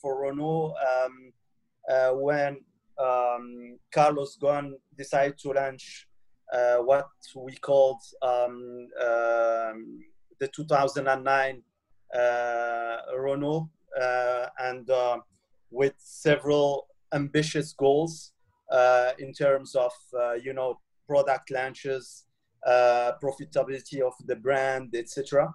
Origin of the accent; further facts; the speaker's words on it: Morocco; I grew up in Morocco